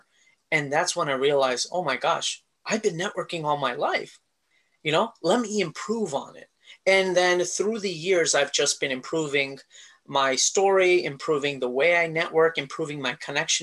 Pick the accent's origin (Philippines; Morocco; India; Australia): India; now in United States; a guy with a family who grew up in India, came to the US